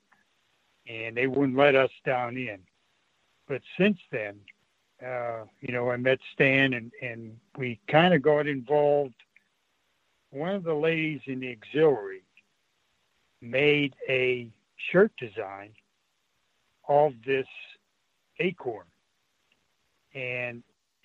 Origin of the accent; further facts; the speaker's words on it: Weldytown, Pennsylvania, United States; also born or lived in Greensburg, Pennsylvania; I was born and raised in Weldytown.